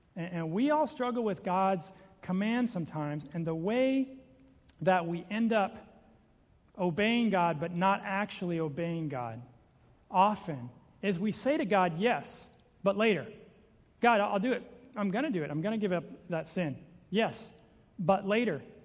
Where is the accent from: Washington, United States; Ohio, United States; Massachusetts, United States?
Washington, United States; Seattle; I'm from Seattle.